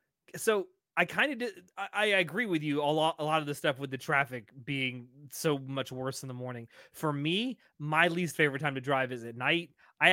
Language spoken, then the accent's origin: English; Texas, United States; And I'm from Texas.